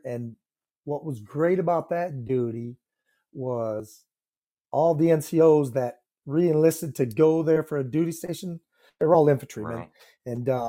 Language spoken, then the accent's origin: English; Independence, Iowa, United States; I'm from Independence, Iowa. That's in Northeast Iowa, and I grew up on a farm, beef, and then later on a dairy operation.